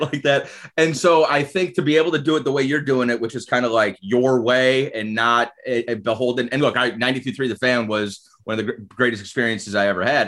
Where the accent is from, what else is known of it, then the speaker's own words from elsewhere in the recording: Chardon, Ohio, United States; also born or lived in Cleveland Heights; I was born in Cleveland Heights. I grew up in Chardon.